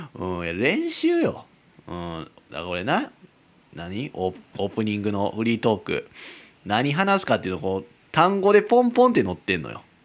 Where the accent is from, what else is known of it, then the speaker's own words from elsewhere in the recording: Kyoto, Japan; moved away; 地元京都やけどね私生まれ育った場所京都ですけども